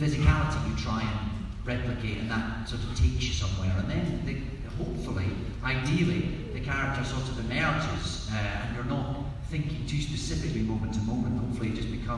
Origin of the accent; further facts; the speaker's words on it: Scotland, United Kingdom; accent: Scottish; I'm Scottish